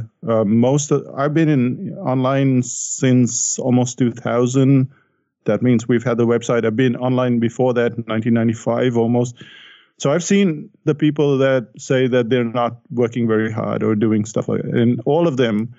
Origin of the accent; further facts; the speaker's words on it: India; I grew up in India